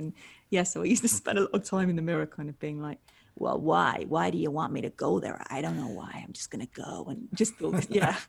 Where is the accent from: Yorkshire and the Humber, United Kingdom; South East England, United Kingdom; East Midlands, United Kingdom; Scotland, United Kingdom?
East Midlands, United Kingdom; Matlock; Yeah, it was actually a really creative place to grow up. There's a lot of sort of bands there and lots of hippies and stuff.